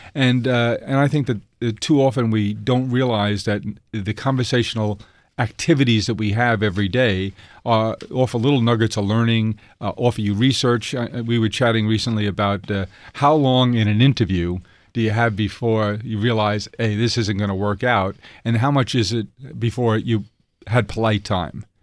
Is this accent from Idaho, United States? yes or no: no; New York City, New York, United States; being an Irish Catholic, uh, kid from South Queens